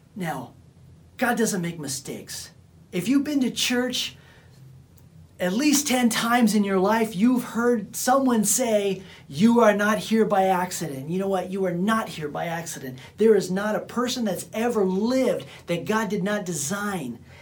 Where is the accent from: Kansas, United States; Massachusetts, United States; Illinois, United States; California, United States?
California, United States; Bakersfield; I come from Bakersfield, California, and the people that knew me from back in the days, they knew me as just some punk kid from Bakersfield, California